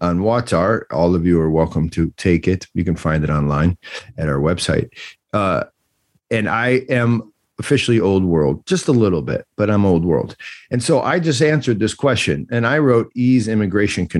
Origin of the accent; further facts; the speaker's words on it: United States; as an American person